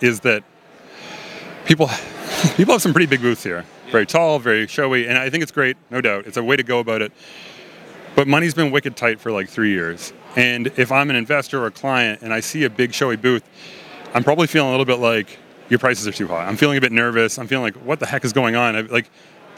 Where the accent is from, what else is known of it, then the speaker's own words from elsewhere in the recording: Nova Scotia, Canada; moved away as an adult; also born or lived in Ottawa, Ontario / Denver; So I'm from Nova Scotia. I grew up there